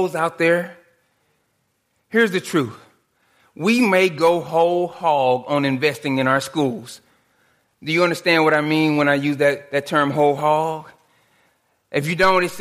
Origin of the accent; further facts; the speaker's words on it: Dallas, Texas, United States; The neighborhood I grew up in Dallas